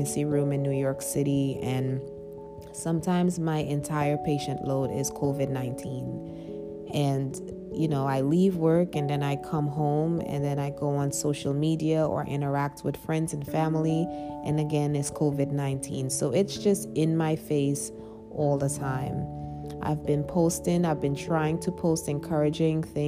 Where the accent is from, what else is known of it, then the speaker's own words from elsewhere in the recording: Trinidad & Tobago; growing up in Trinidad, when I was young, I was about 4 years old.